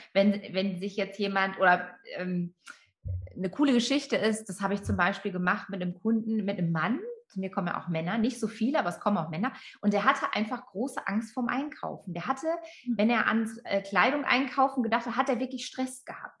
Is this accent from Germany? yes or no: yes; Friesland, Lower Saxony, Germany; ich bin in Friesland aufgewachsen